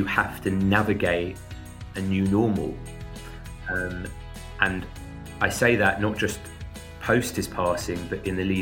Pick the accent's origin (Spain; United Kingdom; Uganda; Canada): United Kingdom; London; I'm from North London